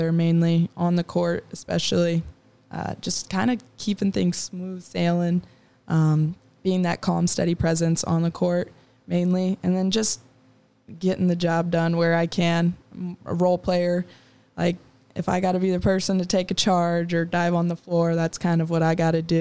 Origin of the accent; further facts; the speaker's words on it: Edwardsville, Illinois, United States; moved away as an adult; also born or lived in Iowa; I'm from Edwardsville